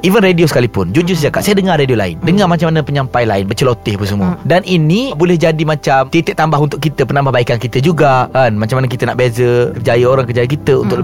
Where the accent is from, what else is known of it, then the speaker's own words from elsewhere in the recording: Kota Bharu, Kelantan, Malaysia; moved away as an adult; also born or lived in Shah Alam; saya sebenarnya saya orang Kelantan, orang Kota Bagu.